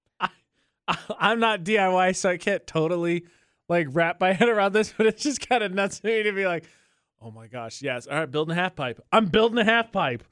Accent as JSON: {"language": "English", "region": "Indiana", "country": "United States", "said": "I'm from Indiana"}